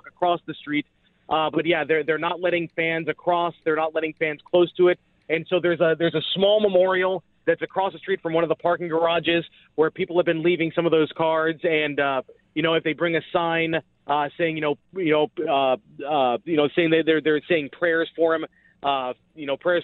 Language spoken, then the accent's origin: English; Cincinnati, Ohio, United States; moved away as an adult; now in Dallas, United States; I work in Dallas, but I grew up in Cincinnati, and so I was actually home for Christmas still